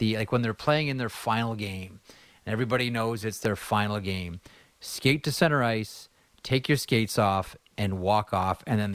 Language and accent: English; Stouffville, Ontario, Canada; my hometown of Stouffville